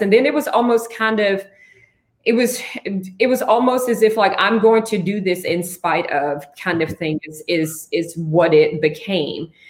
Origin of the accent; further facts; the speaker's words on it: Franklin, Tennessee, United States; now in Nashville, United States; I'm originally from Franklin, Tennessee